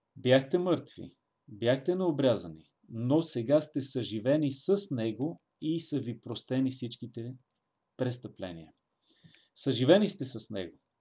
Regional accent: Bulgaria; нас българите

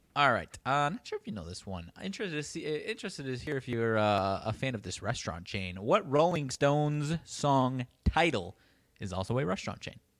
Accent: Belvidere, Illinois, United States; my hometown of Belvedere, like twenty thousand people

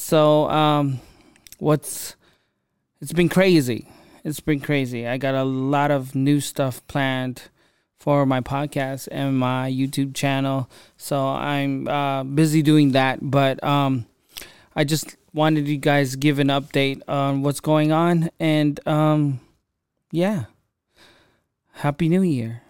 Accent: California, United States; I'm from California

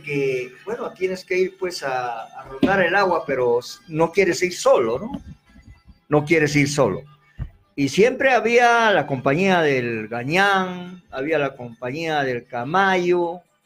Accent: Arequipa, Peru; nuestra tierra arequipeña

